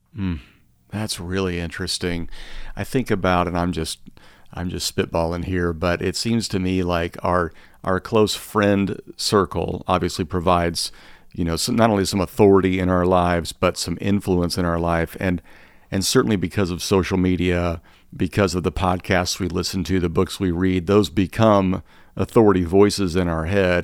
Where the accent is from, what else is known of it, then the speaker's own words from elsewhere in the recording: Midwest, United States; much of the food I grew up on in the Midwest